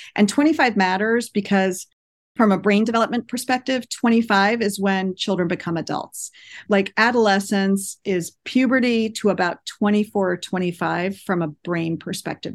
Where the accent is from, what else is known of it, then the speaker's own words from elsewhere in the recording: East Coast, United States; moved away as an adult; also born or lived in New York City / Boston area; now in Monterey, United States; I was born and raised in the East Coast, lived in New York City for a long time, and then in the Boston area for almost twenty years